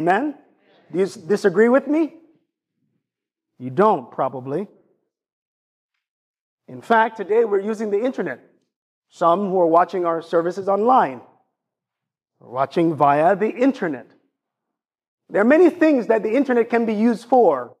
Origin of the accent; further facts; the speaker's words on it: Jamaica; accent: Jamaican; I use my Jamaican accent